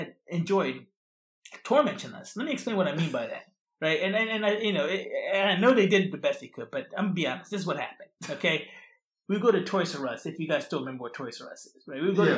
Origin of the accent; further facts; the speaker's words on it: Philadelphia, Pennsylvania, United States; moved away; I grew up in the Philadelphia area